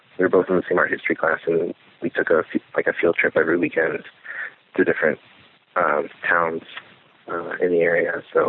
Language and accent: English; Columbus, Ohio, United States; now in Iowa, United States; I'm from Columbus, Ohio.